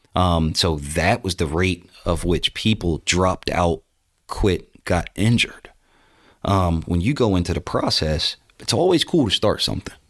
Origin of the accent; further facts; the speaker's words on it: New Jersey, United States; moved away; back in my hometown in New Jersey